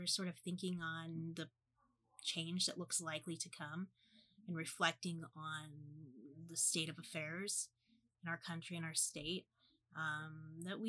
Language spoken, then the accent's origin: English; Midwest, United States; as like a Midwesterner